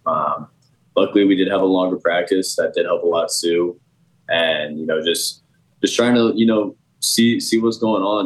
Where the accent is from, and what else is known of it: Indianapolis, Indiana, United States; born or raised there